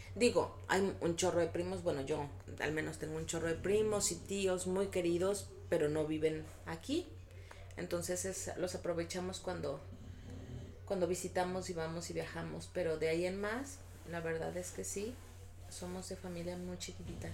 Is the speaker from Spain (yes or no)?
no; Guadalajara, Jalisco, Mexico; somos de Guadalajara, estamos en Guadalajara